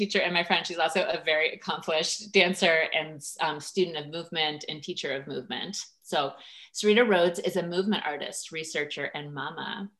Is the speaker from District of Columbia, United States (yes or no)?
yes; Washington, District of Columbia, United States; I grew up in Washington, D.C.